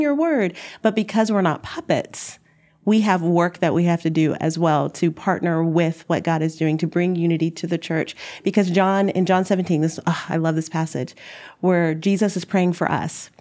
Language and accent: English; Dallas, Texas, United States; moved away as an adult; now in Minneapolis, United States; I'm from Dallas